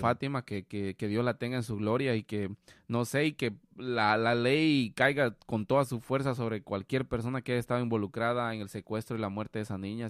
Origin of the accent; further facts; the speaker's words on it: Guatemala; moved away; nosotros como guatemaltecos, o sea, por lo menos cuando estamos en Guatemala